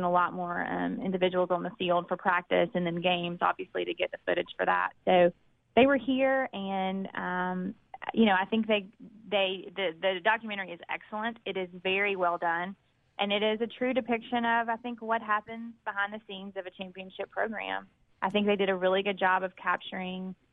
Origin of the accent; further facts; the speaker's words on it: Clinton, Mississippi, United States; growing up in Clinton and growing up in an educated family